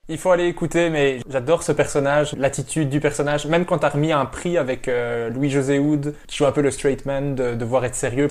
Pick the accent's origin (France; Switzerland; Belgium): Belgium; je suis belge